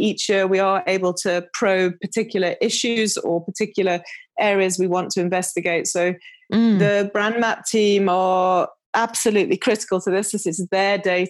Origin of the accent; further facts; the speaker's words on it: United Kingdom; accent: British; now in South Africa; Often confuses people in South Africa because they're expecting a South African accent and I'm very British.